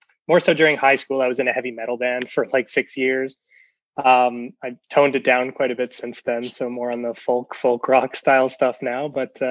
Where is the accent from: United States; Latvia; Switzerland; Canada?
Canada; New Brunswick; moved away as an adult; now in Saskatoon, Canada; I'm originally from New Brunswick, where I am right now. Actually, we're just visiting my parents here for the holidays